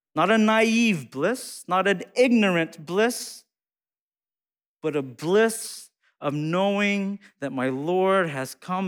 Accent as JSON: {"language": "English", "country": "United States", "said": "I'm Hmong American"}